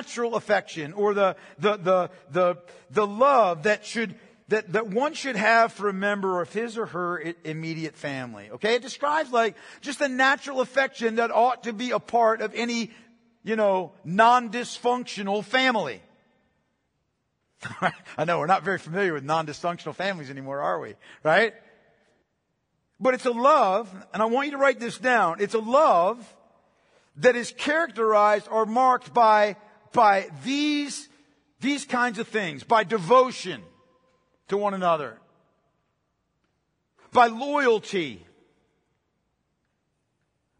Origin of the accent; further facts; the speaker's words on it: Pennsylvania, United States; I'm from Pennsylvania